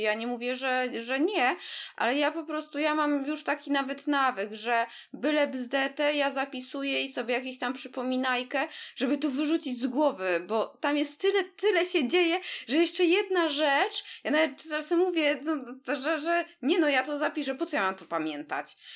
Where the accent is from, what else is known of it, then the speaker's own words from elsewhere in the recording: Warsaw, Masovian Voivodeship, Poland; jesteśmy oboje z Warszawy